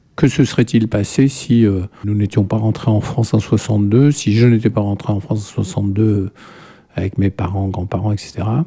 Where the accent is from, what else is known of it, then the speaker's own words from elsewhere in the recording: Palestro, Bouira Province, Algeria; moved away; also born or lived in Algiers; Je suis né à Alger, mais en fait, nous habitions une petite ferme, enfin une grande ferme, limite Mitidja Kabylie, dans une ville qui est très connue, qui est Palestro